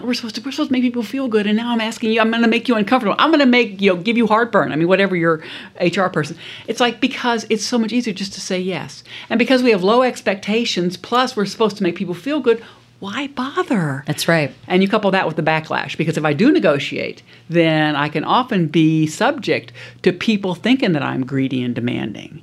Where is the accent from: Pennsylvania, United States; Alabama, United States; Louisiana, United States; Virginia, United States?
Louisiana, United States; South; I grew up in South Louisiana